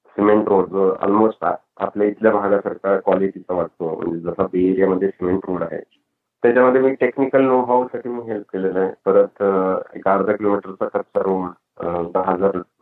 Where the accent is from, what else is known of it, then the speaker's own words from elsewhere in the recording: Latur, Maharashtra, India; moved away as an adult; now in California, United States; लातूरमध्ये किंवा माझ्या होमटाऊन मध्ये डबल रेनफॉल होता